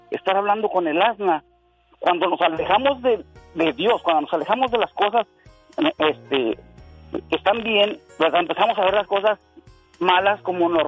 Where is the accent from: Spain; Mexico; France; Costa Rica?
Mexico; Matamoros, Coahuila; also born or lived in Torreón, Coahuila; yo soy de Matamoros, Coahuila, de Torreón, Coahuila